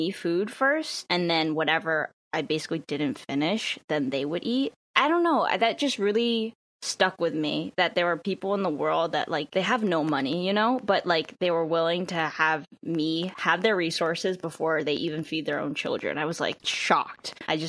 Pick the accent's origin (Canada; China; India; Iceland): China; And I think that when I do go back to China to visit like my hometown per se, I would want it to be more of a meaningful experience.